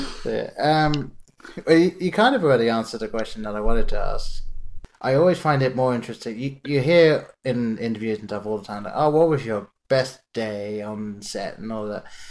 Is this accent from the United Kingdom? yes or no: yes; England, United Kingdom; growing up in England, I lived in a very small town